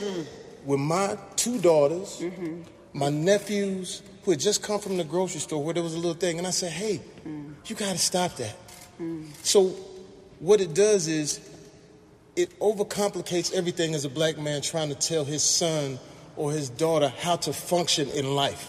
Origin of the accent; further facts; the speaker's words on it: Terrell, Texas, United States; I'm from Terrell, Texas.